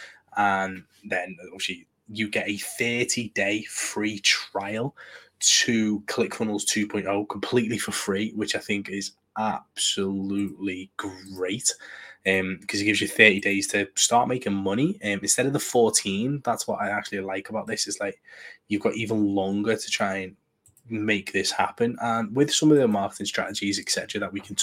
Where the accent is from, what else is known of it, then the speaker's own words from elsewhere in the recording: United Kingdom; Being British